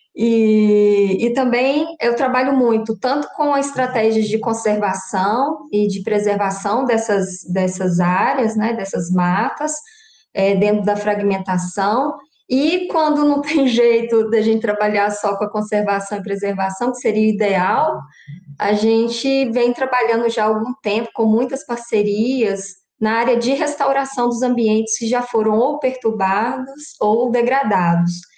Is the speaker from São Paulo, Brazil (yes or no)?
no; Belo Vale, Minas Gerais, Brazil; moved away as an adult; also born or lived in Montes Claros / Lavras; now in São João del Rei, Brazil; Eu sou natural de Belo Vale, uma cidadezinha próxima a BH.